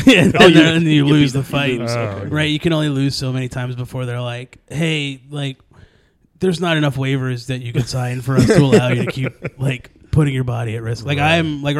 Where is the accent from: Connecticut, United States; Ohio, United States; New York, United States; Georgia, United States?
New York, United States; Brooklyn; born there; I was born in Brooklyn when Brooklyn was Brooklyn. You know.